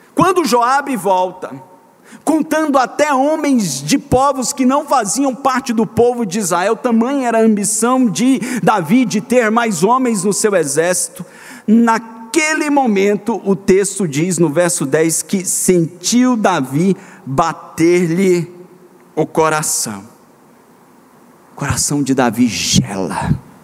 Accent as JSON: {"language": "Portuguese", "region": "Minas Gerais", "country": "Brazil", "tie": "born or raised there", "said": "eu fui criado em Minas Gerais"}